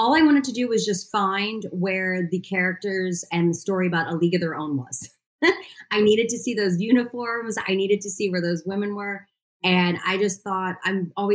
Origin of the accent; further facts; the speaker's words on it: New York City, New York, United States; As a New Yorker, I am very happy that I actually have green space where I live